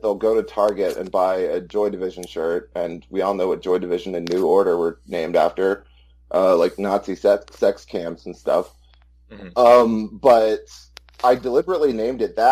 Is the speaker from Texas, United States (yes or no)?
yes; Austin, Texas, United States; I'm white trash from Central Texas, Austin, Texas